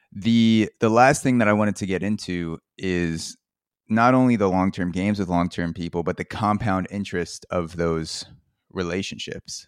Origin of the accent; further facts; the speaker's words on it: Long Island, New York, United States; now in Brooklyn, United States; I grew up in Long Island, New York. I live in Brooklyn